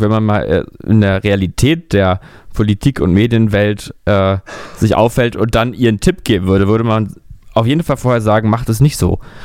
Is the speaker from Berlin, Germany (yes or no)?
yes; Berlin, Germany; ich bin ja, wie man weiß, Berliner. Ich bin ja hier in Berlin geboren